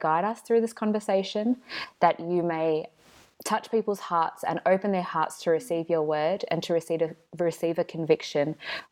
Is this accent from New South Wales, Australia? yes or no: yes; Sydney, New South Wales, Australia; moved away as an adult; now in Foster, Australia; I'm originally from Sydney, but I've moved up to the beautiful town of Foster for training for the moment.